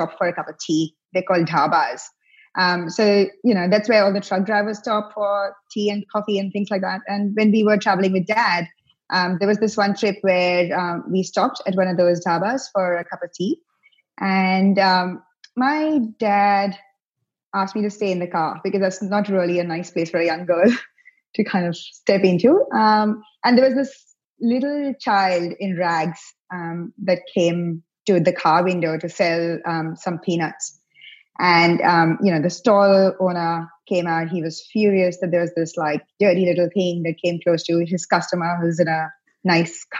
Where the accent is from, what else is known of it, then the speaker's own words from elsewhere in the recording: India; moved away as an adult; now in Victoria, Australia; I grew up in India.